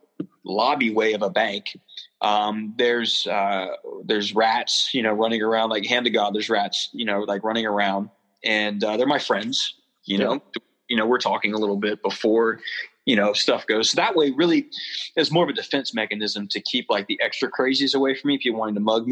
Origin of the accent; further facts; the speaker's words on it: Charleston, South Carolina, United States; I'm from the South, right? From Charleston